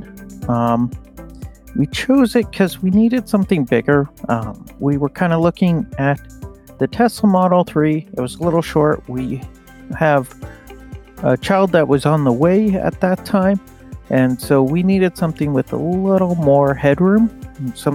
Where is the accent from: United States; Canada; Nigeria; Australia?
Canada; Winnipeg, Manitoba; I'm from Winnipeg, Manitoba, Canada, and I actually work for the utility company here.